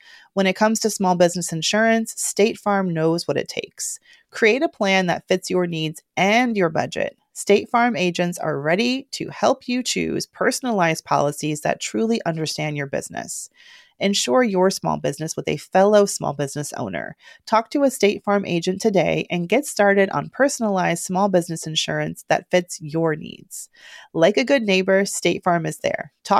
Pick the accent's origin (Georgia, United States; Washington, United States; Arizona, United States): Georgia, United States; now in New York, United States; Listen, I cast my vote in New York, but I'm watching my home state. I still consider Georgia